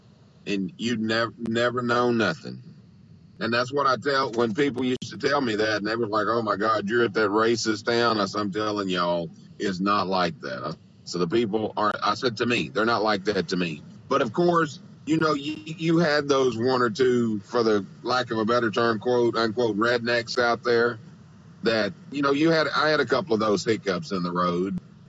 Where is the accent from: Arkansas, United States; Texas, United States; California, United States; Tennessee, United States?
Texas, United States; West; I was born in West Texas, where I was like, it was like my family and another Black family. We were the only Black people in town.